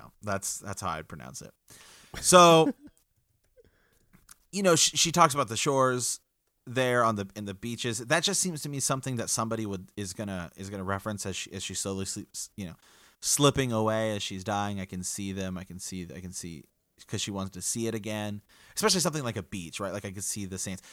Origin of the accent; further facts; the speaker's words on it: Ohio, United States; we're from the Kingdom of Ohio